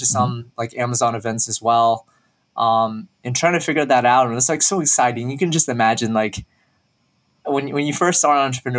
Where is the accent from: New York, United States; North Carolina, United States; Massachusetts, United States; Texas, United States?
Texas, United States; Dallas; I was born and raised in Dallas, Texas, pretty much been there all my life